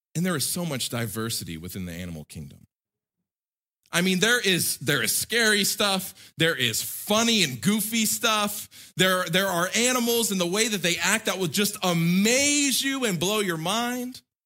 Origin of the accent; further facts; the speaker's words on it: United States; as an American living my whole life in America, growing up in America